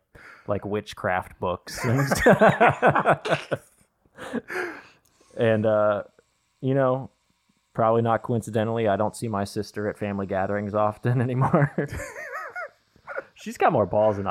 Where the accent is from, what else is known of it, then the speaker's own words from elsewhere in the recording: Midland, Texas, United States; Midland, Texas.